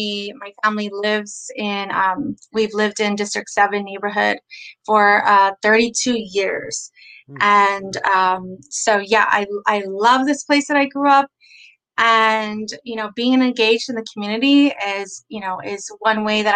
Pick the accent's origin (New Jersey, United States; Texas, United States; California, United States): Texas, United States; San Antonio; I was born and raised here in San Antonio.